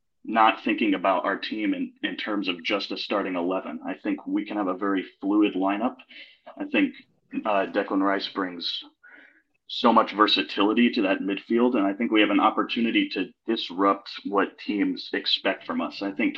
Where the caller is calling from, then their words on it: Atlanta, Georgia, United States; I'm joining you from Atlanta, Georgia.